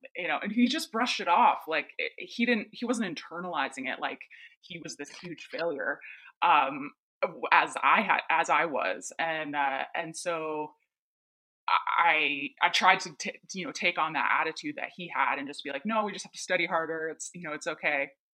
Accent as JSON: {"language": "English", "region": "East Coast", "country": "United States", "tie": "born or raised there", "said": "I grew up on the East Coast"}